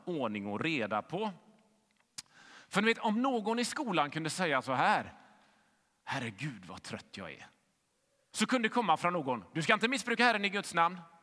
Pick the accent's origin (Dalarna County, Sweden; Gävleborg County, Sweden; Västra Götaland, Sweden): Västra Götaland, Sweden; Gothenburg; Jag växte upp i Fiskebäck i västra Göteborg